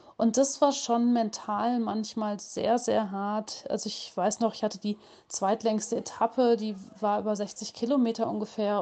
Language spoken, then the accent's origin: German; Hagen, North Rhine-Westphalia, Germany; in meiner Heimatstadt in Hagen